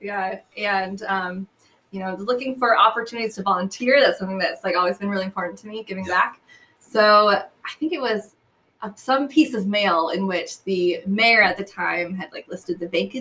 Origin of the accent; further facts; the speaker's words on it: New Hampshire, United States; also born or lived in New York / California; I'm from New Hampshire. So I grew up, I was born there, and then my family moved around a lot when I was younger, New York, California, but ultimately we got back to New Hampshire. And so from fifth grade on, I lived there.